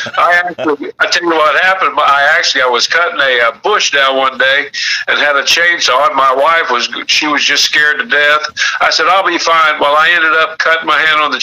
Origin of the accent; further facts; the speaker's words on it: Peoria, Illinois, United States; I grew up in Peoria, Illinois